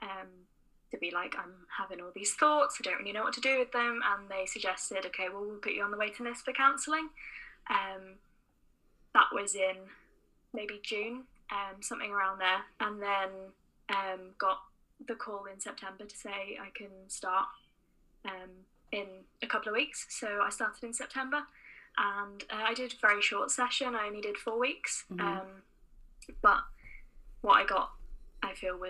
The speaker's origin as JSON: {"language": "English", "town": "Oxford", "region": "South East England", "country": "United Kingdom", "moved": "as an adult", "lives_now": "Belfast, United Kingdom", "said": "I'm not from Northern Ireland, as you can probably tell from my accent. I'm originally from Oxford, so moved over for uni."}